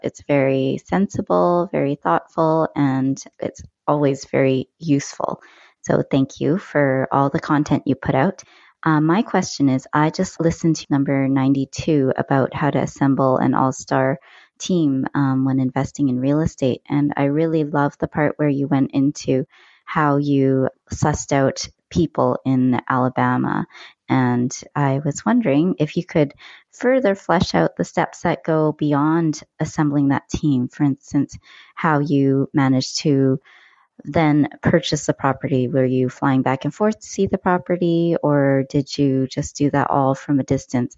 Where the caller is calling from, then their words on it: North Vancouver, British Columbia, Canada; I'm calling from North Vancouver in Canada